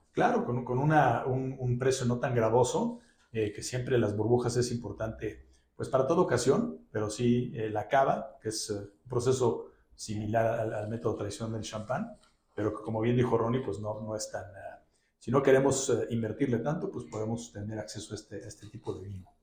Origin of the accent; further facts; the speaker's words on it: Mexico; nuestro querido país, pues los, lo celebran como si estuvieran aquí en México